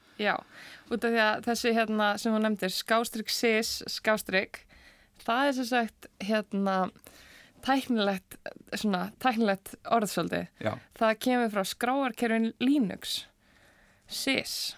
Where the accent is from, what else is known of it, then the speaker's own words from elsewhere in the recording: Seltjarnarnes, Capital Region, Iceland; ég er úr Selekurinu og var þar í Eldursölskóla